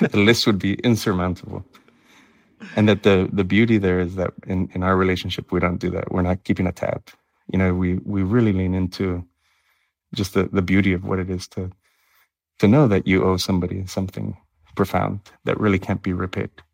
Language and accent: English; Miami, Florida, United States; moved away as an adult; also born or lived in Nebraska; now in Ithaca, United States; growing up in Miami